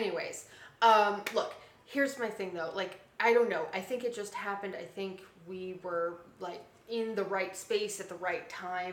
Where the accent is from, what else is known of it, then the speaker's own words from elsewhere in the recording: Florida, United States; I grew up in Florida in a deeply evangelical kind of we'll call it Republican conservative household.